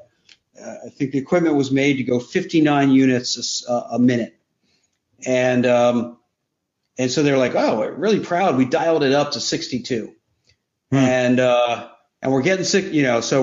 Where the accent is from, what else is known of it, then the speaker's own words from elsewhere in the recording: York, Pennsylvania, United States; moved away; I'm from New York, Pennsylvania, originally